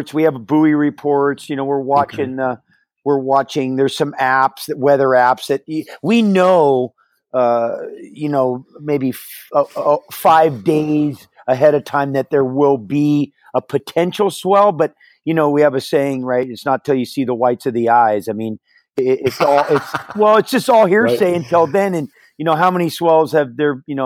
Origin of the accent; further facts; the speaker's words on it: Hawaii, United States; also born or lived in San Francisco, California; took me to Hawaii when I was a couple months old and where I, you know, grew up